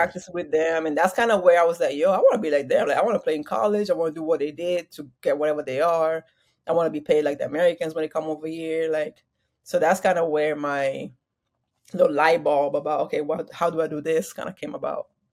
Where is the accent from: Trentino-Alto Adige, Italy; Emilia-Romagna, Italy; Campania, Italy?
Emilia-Romagna, Italy; Parma; moved away as an adult; also born or lived in Waco, Texas; I was born in Italy, um, Parma, Italy.